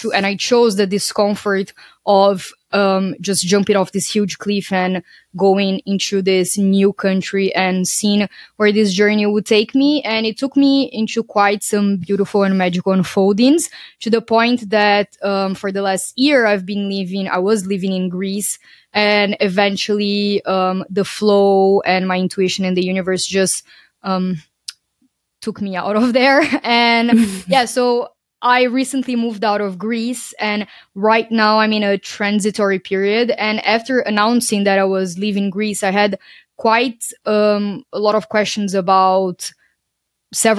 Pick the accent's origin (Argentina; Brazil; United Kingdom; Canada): Brazil; moved away as an adult; also born or lived in Portugal; I'm originally from Brazil